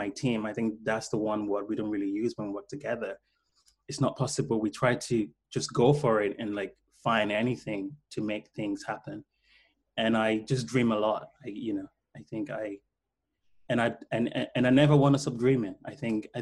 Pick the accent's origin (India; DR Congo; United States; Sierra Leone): Sierra Leone; Freetown, Western Area; now in London, United Kingdom; I was born in Freetown to a very poor family. So we didn't really have, like TV.